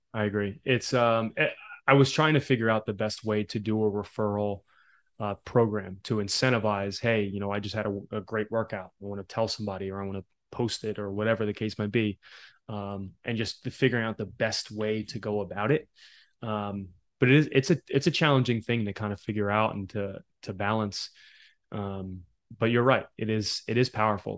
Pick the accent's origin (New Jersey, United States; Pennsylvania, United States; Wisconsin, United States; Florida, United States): Pennsylvania, United States; Philadelphia; also born or lived in South Jersey; I grew up in Philly